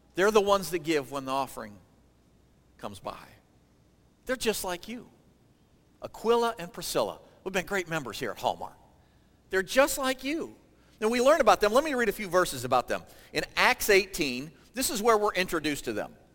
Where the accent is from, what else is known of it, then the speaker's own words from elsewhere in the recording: Michigan, United States; moved away as an adult; also born or lived in Ohio; I grew up in Michigan